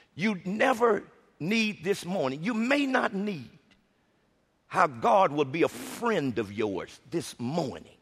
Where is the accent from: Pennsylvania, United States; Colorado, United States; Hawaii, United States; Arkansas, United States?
Arkansas, United States; I'm from Arkansas, so you know country words I've become familiar